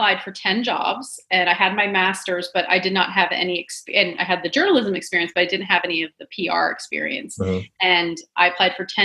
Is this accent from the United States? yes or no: yes; DC area, Maryland, United States; moved away as an adult; also born or lived in San Diego, California; I'm originally from the Maryland, DC area